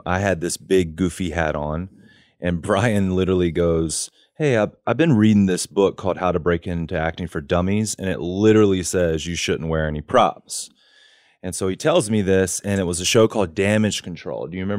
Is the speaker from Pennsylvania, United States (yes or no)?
no; North Carolina, United States; moved away as an adult; also born or lived in New York / Los Angeles